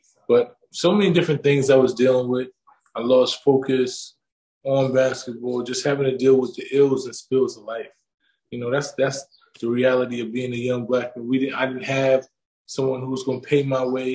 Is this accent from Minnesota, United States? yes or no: no; New York, United States; I come from New York.